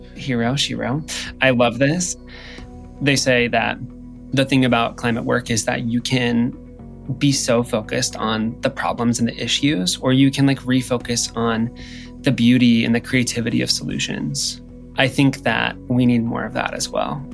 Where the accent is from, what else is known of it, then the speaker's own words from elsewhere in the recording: Midwest, United States; I'm from the Midwest and you don't do drag in the Midwest